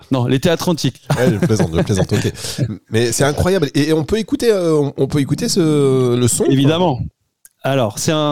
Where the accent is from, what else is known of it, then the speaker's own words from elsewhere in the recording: Lille, Hauts-de-France, France; moi je suis Lillois.